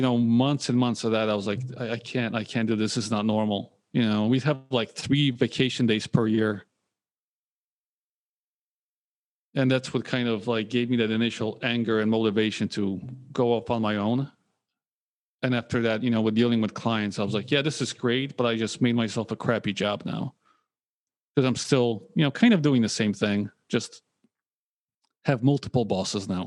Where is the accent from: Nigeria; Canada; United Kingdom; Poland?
Poland; moved away; also born or lived in United States; I was born in Poland